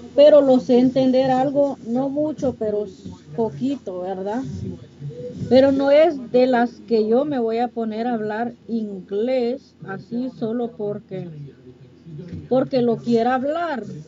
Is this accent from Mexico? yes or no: no; Honduras; moved away as an adult; Yo soy de Honduras